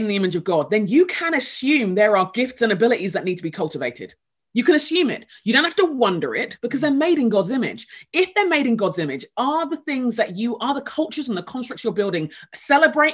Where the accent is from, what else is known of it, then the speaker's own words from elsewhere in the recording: England, United Kingdom; moved away as an adult; also born or lived in Nigeria (heritage); now in Minneapolis, United States; England, where I grew up.